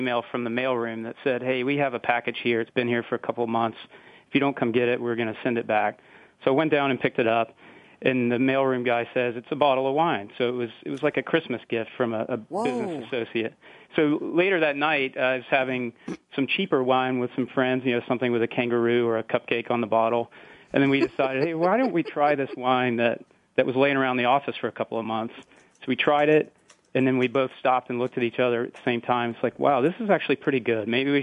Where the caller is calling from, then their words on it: Atlanta, Georgia, United States; I'm calling in from Atlanta